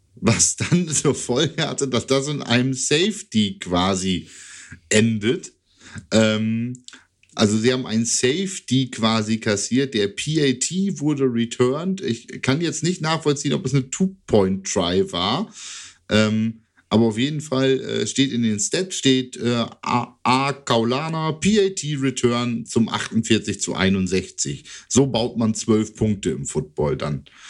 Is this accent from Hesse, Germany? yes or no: no; Lower Saxony, Germany; eher Deutscher als Niedersachse